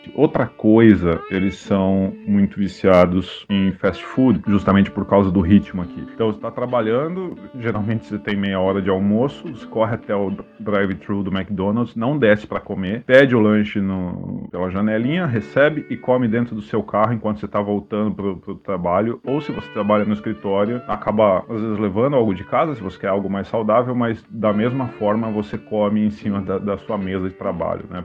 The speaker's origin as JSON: {"language": "Portuguese", "country": "Brazil", "also_born_or_lived": "Florida", "moved": "as an adult", "lives_now": "United States", "said": "quando eu vim morar nos Estados Unidos, essa identificação como brasileiro ela cresceu demais"}